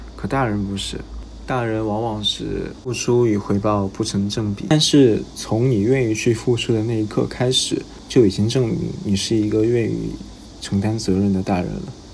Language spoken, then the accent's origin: Chinese; Jiangxi, China; moved away; 我本身是江西人